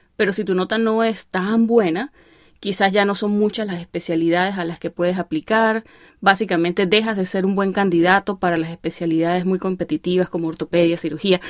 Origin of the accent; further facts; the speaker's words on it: Venezuelan Andes, Venezuela; accent: gocho; la mitad de mi familia son gochos, así que yo sueno más gocha, pero la otra mitad son maracuchos